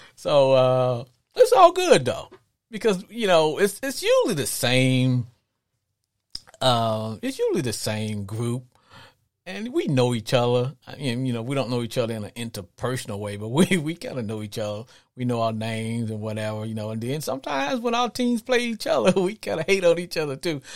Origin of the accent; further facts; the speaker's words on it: Arkansas, United States; growing up in Arkansas